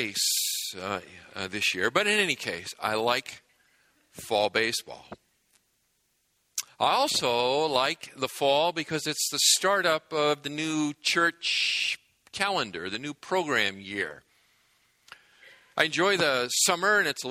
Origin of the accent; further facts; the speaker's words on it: New England, United States; moved away as an adult; now in Southern California, United States; I grew up in New England, which is a great place to grow up for many reasons